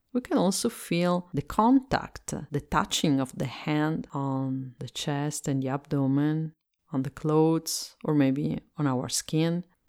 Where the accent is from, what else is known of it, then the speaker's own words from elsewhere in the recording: Italy; English is a second language; I am Italian and I live in Italy, and so I speak English as a second language